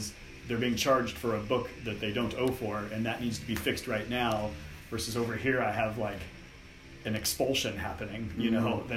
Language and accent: English; Madera, California, United States; grew up on a farm, in a small farm in a town called Madera, which is just north of Fresno.